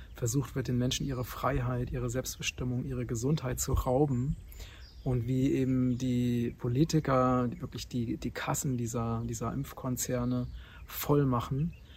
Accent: Germany; moved away as an adult; also born or lived in Thailand; now in Portugal; dass Deutschland meine Heimat ist und von daher, und dass ich auch nicht aus Zufall in Deutschland geboren wurde

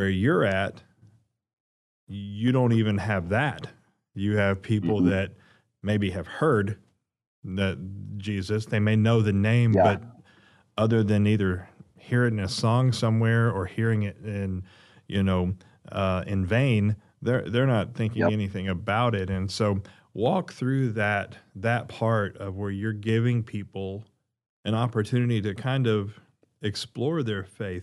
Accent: Arkansas, United States; growing up in the Midwest or for myself in Arkansas

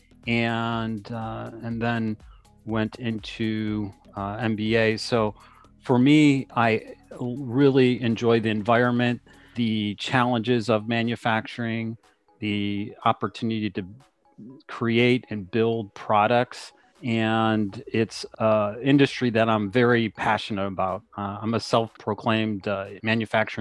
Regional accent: Cleveland, Ohio, United States; I grew up in Cleveland, Ohio

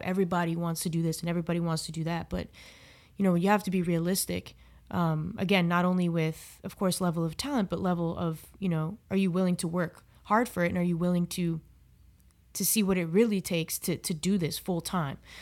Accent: South Florida, United States; in South Florida where I, I grew up.

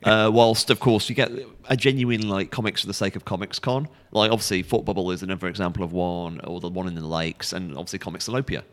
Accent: Stafford, West Midlands, United Kingdom; also born or lived in South London; now in London, United Kingdom; I'm originally from the Midlands, Stafford, but I live in London

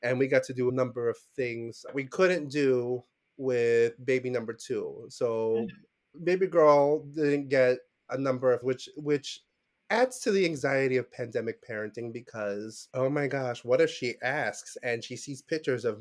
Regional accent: New York City, New York, United States; I was born and raised in Brooklyn

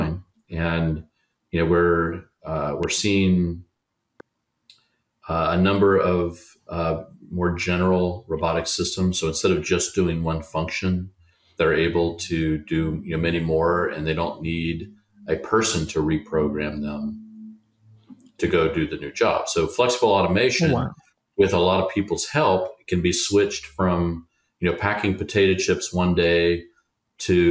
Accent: United States; I'm an American, I'm a proud American

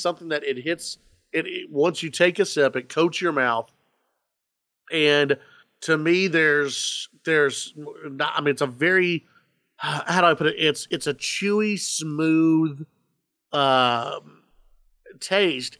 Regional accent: Dallas-Fort Worth, Texas, United States; I grew up in Gr, in, in, in Dallas, Fort Worth

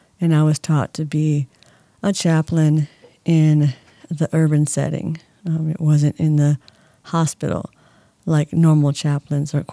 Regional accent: San Diego, California, United States; also born or lived in Indianapolis, Indiana; now in Palm Springs, United States; I'm originally from San Diego. I was born and raised there

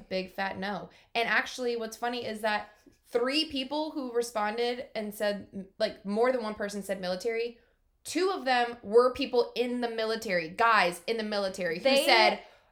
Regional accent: New York, United States; moved away; I was from New York and not the South

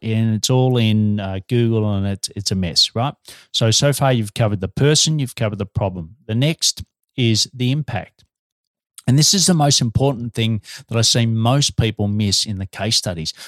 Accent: Australia; also born or lived in Melbourne, Australia; I'm an Aussie working globally from Melbourne, Australia.

